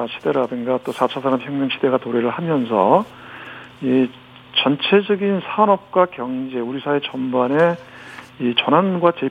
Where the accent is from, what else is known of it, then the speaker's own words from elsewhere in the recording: Gyeonggi Province, South Korea; 저도 경기도 출신 의원이다 보니까.